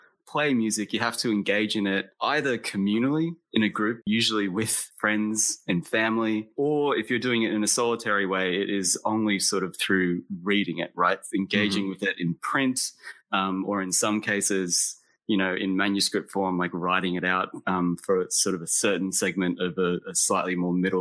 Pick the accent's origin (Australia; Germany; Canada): Australia; also born or lived in Texas, United States; I was born in Texas. But I left the United States when I was 8 years old and moved to Australia. So I grew up in Australia, like as the American kid.